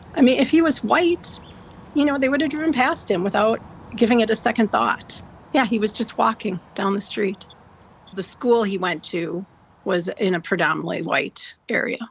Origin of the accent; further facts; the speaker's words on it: just north of Milwaukee, Wisconsin, United States; So I grew up just north of Milwaukee, the city of Milwaukee, in an area that was rural